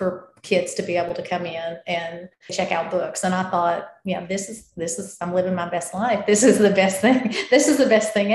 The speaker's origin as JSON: {"language": "English", "region": "the South", "country": "United States", "accent": "Southern", "said": "as you can probably tell from my accent, I'm from the South"}